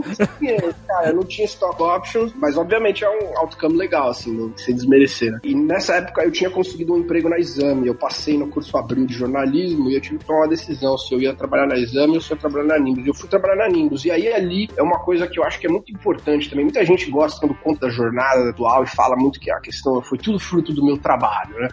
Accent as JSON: {"language": "Portuguese", "region": "São Paulo", "country": "Brazil", "tie": "born or raised there", "moved": "as an adult", "lives_now": "Silicon Valley, United States", "said": "Eu sou nascido e criado em São Paulo, capital"}